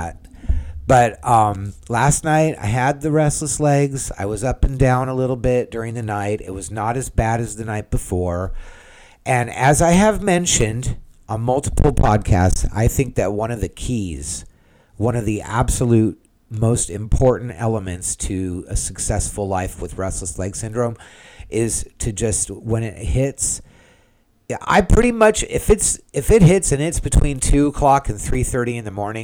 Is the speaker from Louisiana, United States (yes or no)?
no; California, United States; now in Central Florida, United States; I'm from California